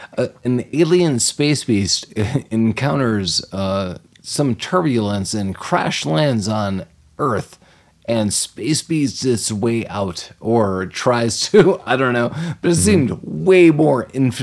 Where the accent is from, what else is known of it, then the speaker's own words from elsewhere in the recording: Canada; I'm Canadian.